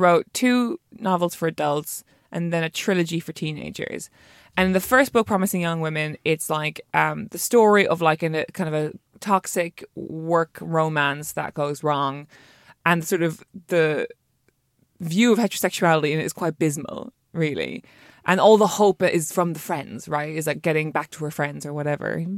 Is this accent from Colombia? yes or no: no; Ireland; being an Irish female writer